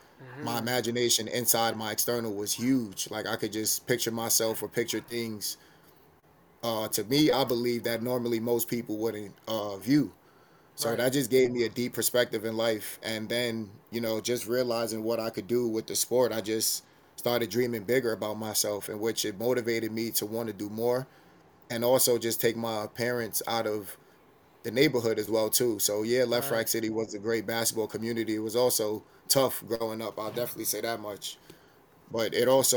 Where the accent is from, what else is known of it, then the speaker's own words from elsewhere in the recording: New York City, New York, United States; growing up in New York City, you know, everybody hooping, everybody playing ball